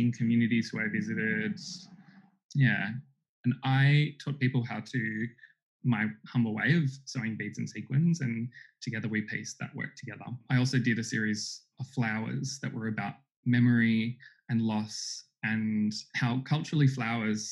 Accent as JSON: {"language": "English", "town": "Sydney", "region": "New South Wales", "country": "Australia", "tie": "born or raised there", "said": "my growing up on Darug country here in a rural part of Sydney"}